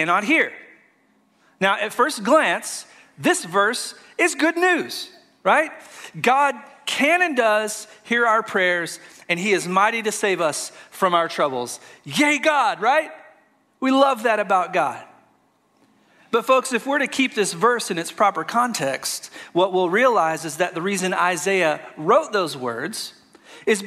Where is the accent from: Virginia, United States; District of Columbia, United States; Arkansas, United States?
Arkansas, United States; moved away as an adult; now in Florida, United States; I'm from Arkansas, moved here about 6 years ago